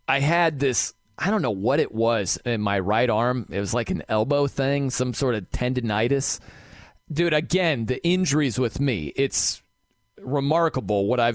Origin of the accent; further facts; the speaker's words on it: South Bend, Indiana, United States; moved away; I'm visiting in South Bend in my hometown.